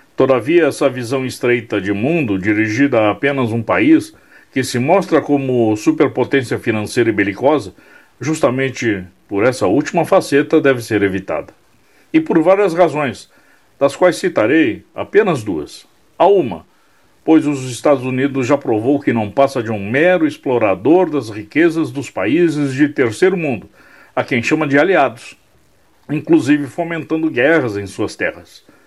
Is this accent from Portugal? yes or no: no; Brazil; Aqui no Brasil